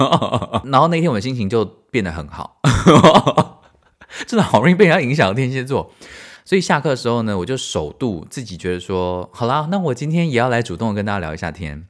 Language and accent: Chinese; Taiwan; moved away as an adult; also born or lived in United States; now in Germany; 身为台湾人